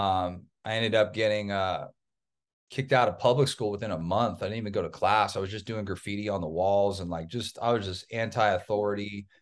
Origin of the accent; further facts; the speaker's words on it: Orange County, Southern California, United States; also born or lived in East Coast; I was raised in Southern California. Typical Southern California kid.